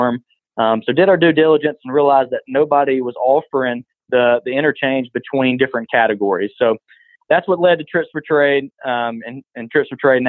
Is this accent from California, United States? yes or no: no; Butler, Alabama, United States; growing up on the farm. I'm from Butler, Alabama, and small town